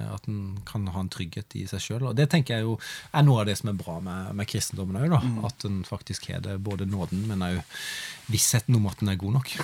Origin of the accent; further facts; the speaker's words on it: Hornnes, Agder, Norway; also born or lived in Grimstad; jeg gikk hjemme på Hornes videregående Hornes gymnas